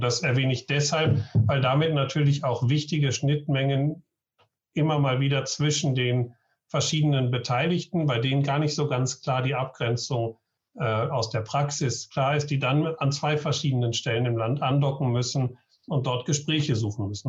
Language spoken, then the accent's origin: German; Essen, North Rhine-Westphalia, Germany; now in Schleswig-Holstein, Germany; gebürtiger Essener